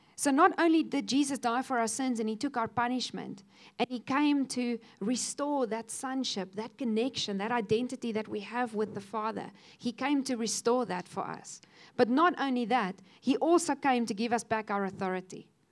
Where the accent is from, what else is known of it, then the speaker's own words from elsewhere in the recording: Cape Town, Western Cape, South Africa; also born or lived in Kofinia; we moved from Kofinia into uh, Cape Town, and suddenly there was this huge school with all these children